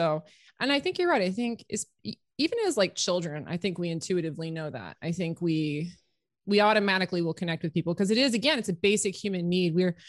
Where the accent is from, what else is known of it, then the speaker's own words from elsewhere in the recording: Canada; So we're both women. We're both Canadian.